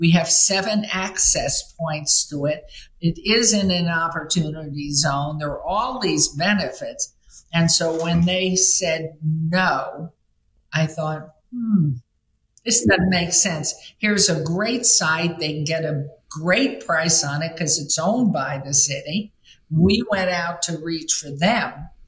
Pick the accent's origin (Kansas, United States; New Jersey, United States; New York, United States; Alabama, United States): New York, United States; New York City; now in Las Vegas, United States; I grew up in New York City, I have, and I'm so young, I've lived in this town this year, 60 years.